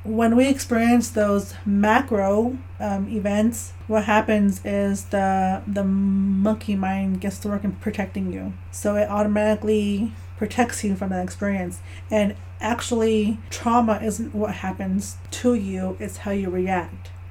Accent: Navajo Nation, United States; born or raised there; moved away as an adult

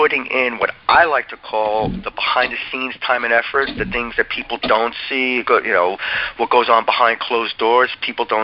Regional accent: Old Bridge, New Jersey, United States; I grew up in Old Bridge, New Jersey

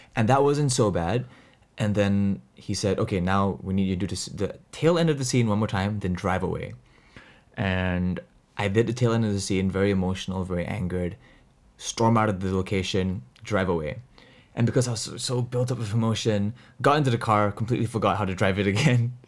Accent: Singapore; we, we are both from Singapore. We both live in Singapore.

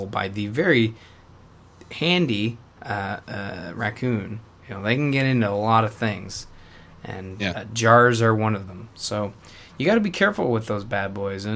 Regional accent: Canada; as a Canadian

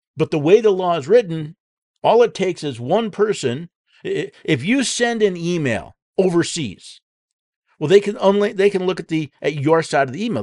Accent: United States; we, as American citizens

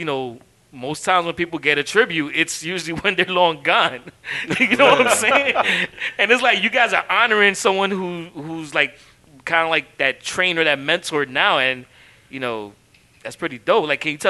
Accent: New York City, New York, United States; That is why I'm from East Harlem.

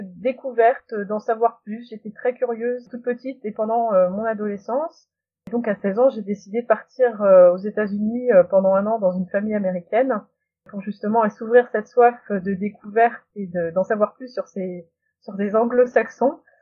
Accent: North Finistère, small village near Saint-Pol-de-Léon, Brittany, France; also born or lived in United States; je suis du Finistère Nord et j'ai eu de la chance d'avoir des Irlandais et des Irlandaises qui passaient dans les écoles quand j'étais en grande section et en CP

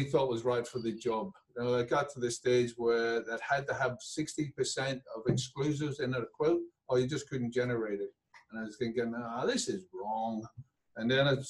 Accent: Belfast, Northern Ireland, United Kingdom; now in Adelaide, Australia; Belfast born, and came out here

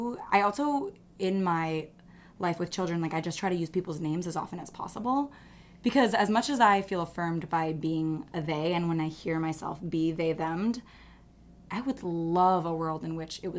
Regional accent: Jakarta, Indonesia; also born or lived in Singapore; now in New York City, United States; I grew up in Jakarta, Indonesia, and Singapore.

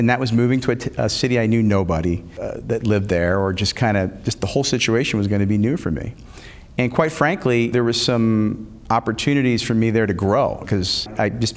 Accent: Philadelphia, Pennsylvania, United States; I grew up in the Philadelphia area

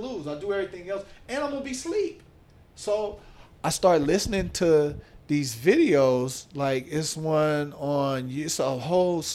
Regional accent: Oakland, California, United States; my past growing up in Oakland

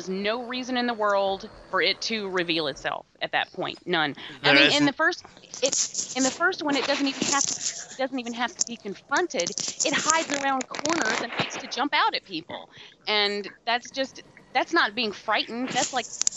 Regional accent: Atlanta, Georgia, United States; I grew up in Atlanta, so TBS was a normal station for us.

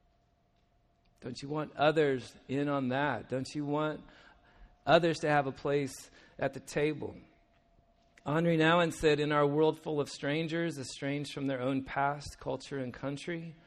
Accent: United States; We're from the States, obviously. You can tell by our accents

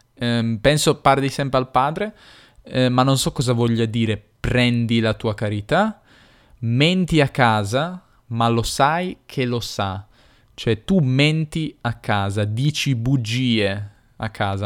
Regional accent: Turin, Piedmont, Italy; accent: Piedmontese, Turinese; il mio accento è piemontese, torinese.

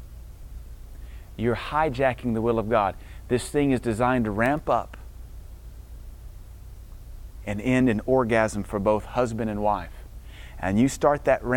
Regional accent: Deep South, United States; I'm from Deep South

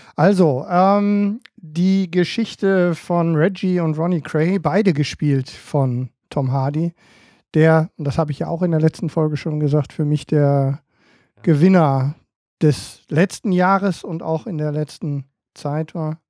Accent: Emden, Lower Saxony, Germany; ich als, ähm, als Emder

